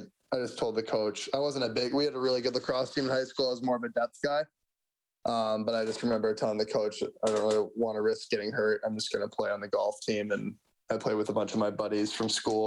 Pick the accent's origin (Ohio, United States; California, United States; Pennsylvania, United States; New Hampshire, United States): New Hampshire, United States; Manchester; moved away as an adult; now in Bakersfield, United States; I grew up in Manchester, New Hampshire.